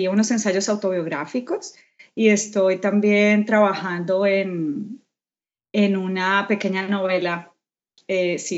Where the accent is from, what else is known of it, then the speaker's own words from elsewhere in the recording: Colombia; Yo soy colombiana, …